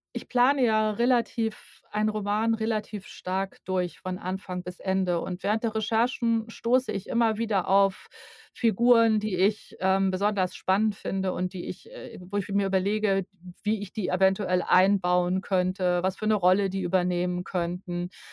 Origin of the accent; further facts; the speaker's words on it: Hamburg, Germany; moved away as an adult; now in Nordheide, Germany; meine Heimatstadt Hamburg